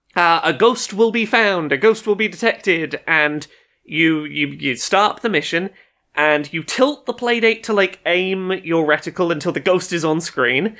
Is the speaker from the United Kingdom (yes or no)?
yes; United Kingdom; as a British child of a certain age